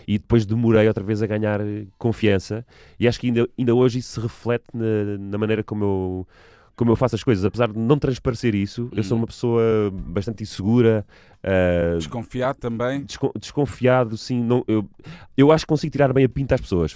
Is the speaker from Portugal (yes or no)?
yes; Almada, Lisbon, Portugal; also born or lived in Sobreda; voltámos para, para a margem sul no meu quinto ano de escolaridade, tinha eu provavelmente os meus nove anos